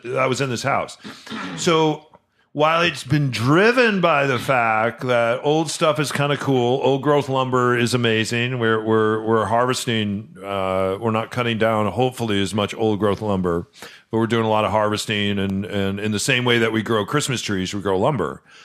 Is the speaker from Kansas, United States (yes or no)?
no; Fox Lake, Illinois, United States; moved away; where I was born in Chicago, in a, in a north suburb, Fox Lake